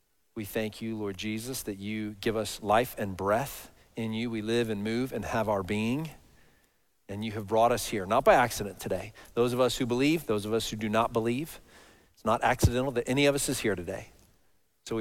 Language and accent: English; Dallas, Texas, United States; I grew up in Dallas, so all over this big city, all over the Metroplex